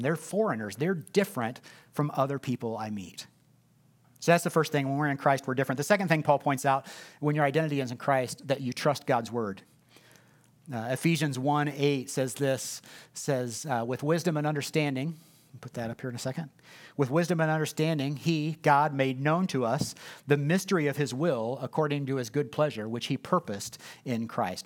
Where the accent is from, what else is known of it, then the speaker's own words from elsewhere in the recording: Indianapolis, Indiana, United States; I'm from Ben Davis High School on the west side of Indianapolis